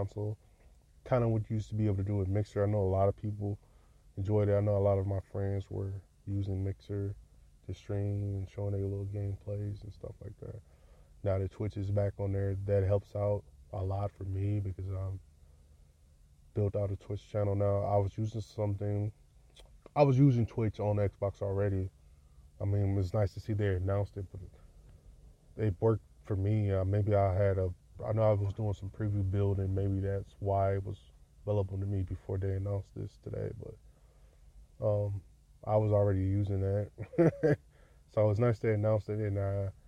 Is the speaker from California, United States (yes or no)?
no; Detroit, Michigan, United States; I'm from Detroit